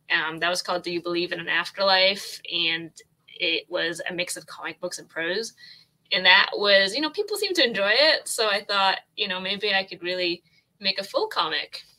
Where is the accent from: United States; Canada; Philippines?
Canada; Toronto, Ontario; I'm from Toronto, Canada, the Great White North